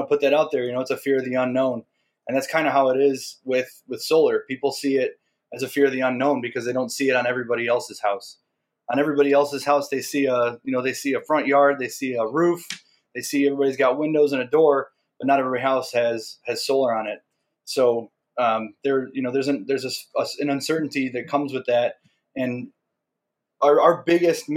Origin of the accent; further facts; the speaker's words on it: Chicago, Illinois, United States; I grew up in Portage Park. I was, just a couple blocks from Portage Park.